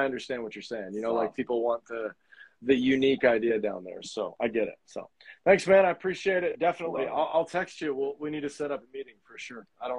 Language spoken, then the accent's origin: English; Fort Walton Beach, Florida, United States; I'm from Fort Walton Beach, Florida.